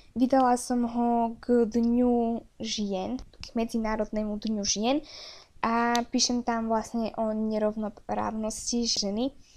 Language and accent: Slovak; Slovakia; som teda Slovenka